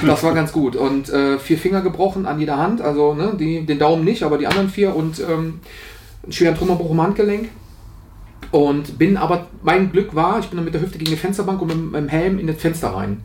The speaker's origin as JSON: {"language": "German", "town": "Aachen", "region": "North Rhine-Westphalia", "country": "Germany", "also_born_or_lived": "Nienburg", "accent": "Rhenish", "moved": "yes", "said": "ich komme ja aus der Aachener Region"}